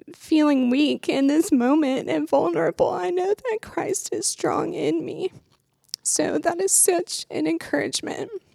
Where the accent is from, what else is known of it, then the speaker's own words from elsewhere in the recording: Lexington, Kentucky, United States; I'm from Lexington, Kentucky, born and raised